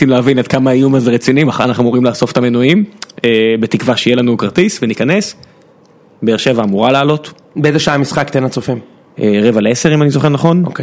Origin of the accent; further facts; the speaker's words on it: Beersheba, Southern District, Israel; אני עדיין באר שבעי, כן.